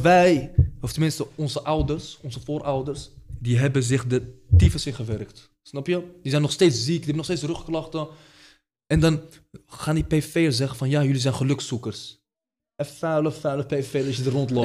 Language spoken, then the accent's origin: Dutch; Morocco; now in Netherlands; de stad waar ik vandaan kom, in Marokko